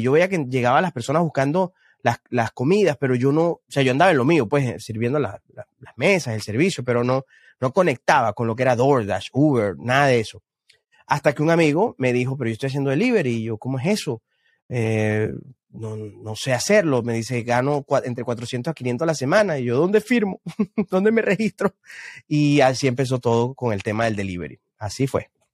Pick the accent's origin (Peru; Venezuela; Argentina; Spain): Venezuela; moved away as an adult; now in Houston, United States; yo soy venezolano y todos sabemos lo que ocurre en Venezuela y, llegar, llegué acá a Estados Unidos hace un, no sé si cuatro o cinco años